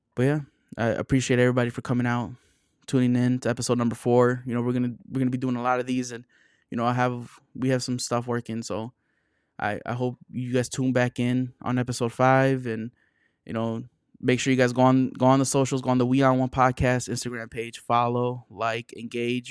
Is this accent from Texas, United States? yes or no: no; Chicago area, Illinois, United States; I'm from the Chicago area, but I'm not from Chicago